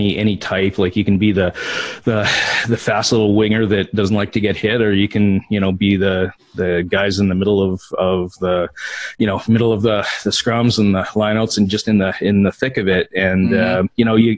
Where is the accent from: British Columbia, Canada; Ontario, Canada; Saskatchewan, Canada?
Saskatchewan, Canada; being from Saskatchewan, born and raised and then still living here